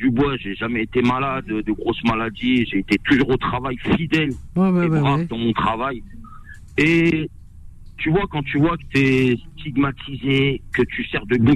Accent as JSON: {"language": "French", "country": "France", "said": "je sens que j'ai pas ma place euh, en tant que Français"}